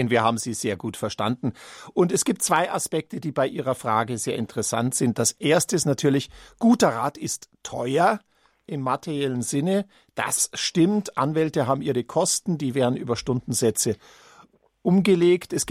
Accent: Munich, Bavaria, Germany; Ja, als Münchner sage ich natürlich ungern Berliner Testament

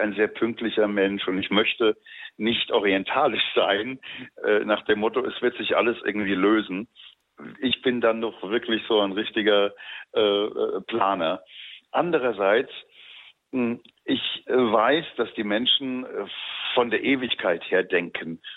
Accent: Mainz, Rhineland-Palatinate, Germany; moved away as an adult; also born or lived in Dresden; now in Cairo, Egypt; meine äh, jugendliche Biografie, die ja von Mainz, wo ich geboren bin, dann über Dresden gegangen ist

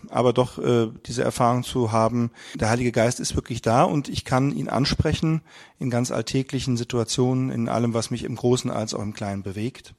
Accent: Frankfurt area, Hesse, Germany; Wir kommen aus dem Raum Frankfurt

